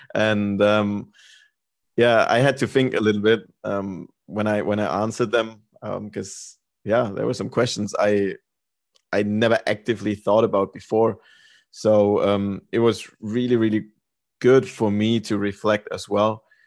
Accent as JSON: {"language": "English", "country": "Germany", "also_born_or_lived": "North Carolina, United States / Sweden", "moved": "as an adult", "said": "I lived in Germany. I'm from Germany"}